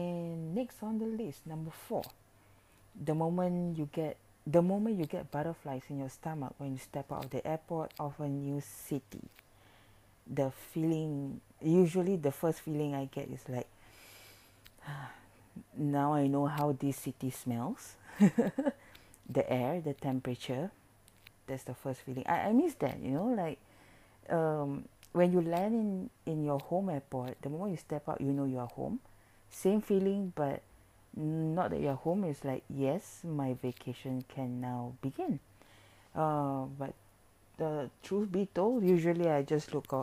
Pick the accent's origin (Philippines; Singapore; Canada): Singapore; I'm from Singapore